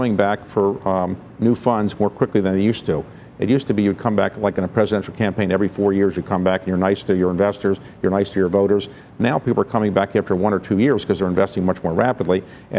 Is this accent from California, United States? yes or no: no; Baltimore, Maryland, United States; now in Washington, D.C., United States; I'm from Baltimore